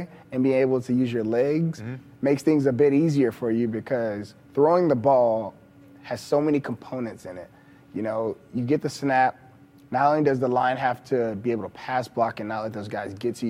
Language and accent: English; Texas, United States; I'm from Texas